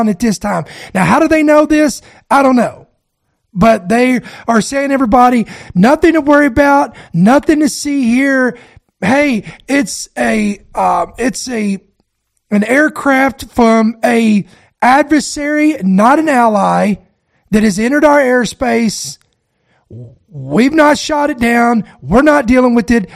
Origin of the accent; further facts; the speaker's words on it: United States; As an American citizen